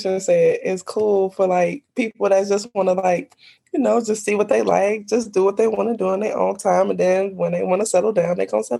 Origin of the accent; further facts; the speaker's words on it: Cincinnati, Ohio, United States; now in Alabama, United States; I go to Alabama State University, and I'm from Cincinnati, Ohio.